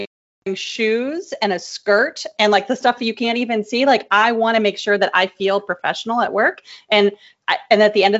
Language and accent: English; New York City, New York, United States; I'm from Brooklyn